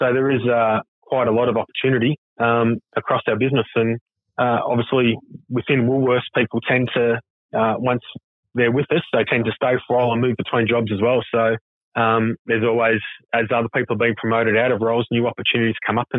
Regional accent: Croydon, Victoria, Australia; also born or lived in Brunswick / Wyndham Green / Manor Lakes; now in Point Cook, Australia; I grew up out in Croydon and then lived in Brunswick for a little while. And then, moved out into Wyndham Green, then Manor Lakes, and now in Point Cook.

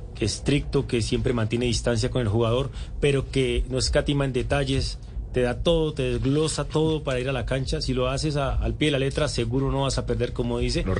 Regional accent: Cúcuta, Norte de Santander, Colombia; also born or lived in Toledo, Norte de Santander; desde muy niño, desde cuando llegué de Toledo a Cúcuta

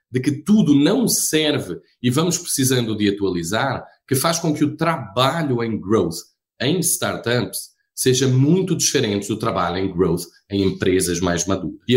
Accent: Portugal; moved away as an adult; also born or lived in Rio de Janeiro, Brazil; now in Brazil; Eu sou português, né? Eu acho que todos iriam entender rapidinho isso. Eu estou há 15 anos no Brasil

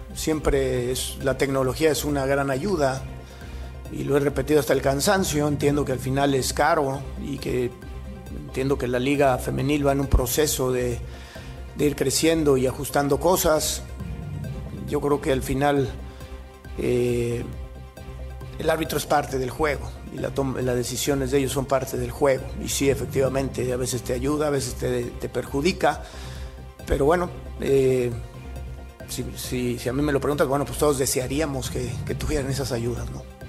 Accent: Venezuela; para mí, como venezolana

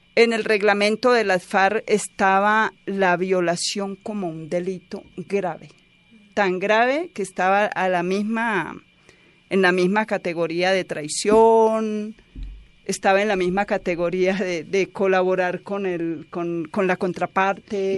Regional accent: Santa Rosa de Osos, Antioquia, Colombia; Yo soy de Santa Rosa de Osos

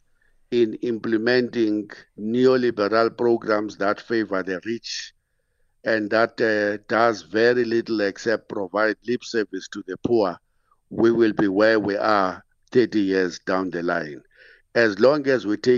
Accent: Queenstown, Eastern Cape, South Africa; moved away as an adult; now in Johannesburg, South Africa; I come from those small towns. I am from Sada, it's a township of Queenstown, and it was under the former Bantu stand called the Siskai.

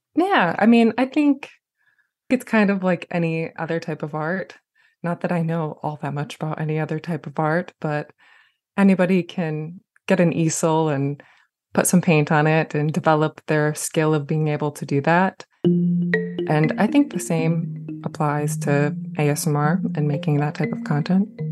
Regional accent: Jackson, Michigan, United States; my hometown of Jackson

